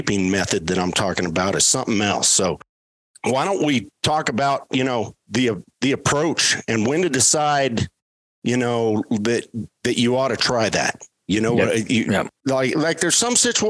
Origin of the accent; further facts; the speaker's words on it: Colorado, United States; I grew up here in Colorado